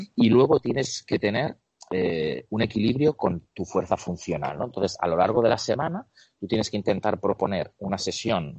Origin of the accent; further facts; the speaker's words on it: Barcelona, Catalonia, Spain; moved away as an adult; also born or lived in Ukraine / Buenos Aires, Argentina; now in Seville, Spain; he vivido en Buenos Aires, Argentina, he vivido y estoy viviendo en Sevilla y soy de Barcelona